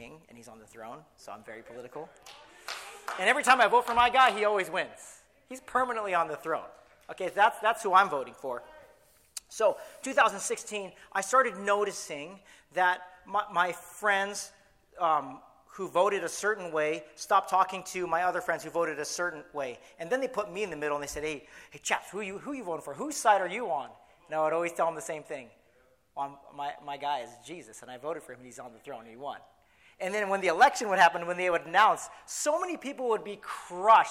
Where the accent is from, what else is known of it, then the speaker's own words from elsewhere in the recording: San Clemente, California, United States; moved away as an adult; Actually, I left San Clemente in 1998 to go to college